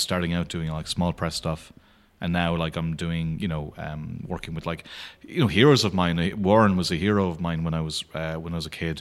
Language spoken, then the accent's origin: English; Clare, Munster, Ireland; I'm from Clare